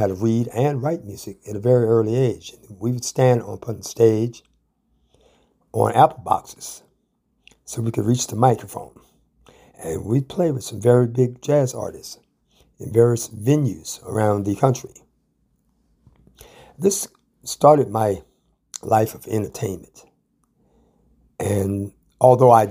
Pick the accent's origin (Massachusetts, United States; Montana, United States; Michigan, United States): Michigan, United States; Ann Arbor; I come from Ann Arbor, Michigan, the middle child of three children